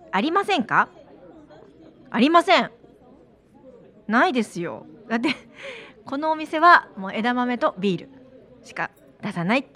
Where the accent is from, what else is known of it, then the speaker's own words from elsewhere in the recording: Amakusa, Kumamoto, Japan; 私天草出身なんで